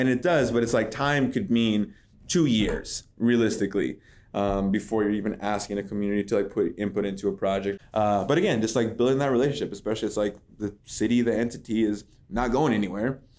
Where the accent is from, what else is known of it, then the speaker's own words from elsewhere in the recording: Madras, Oregon, United States; also born or lived in Redmond, Oregon / San Francisco / North Dakota; now in Bend, United States; I grew up in this area. So, I'm from Madras, graduated as a white buffalo, right, born in Redmond.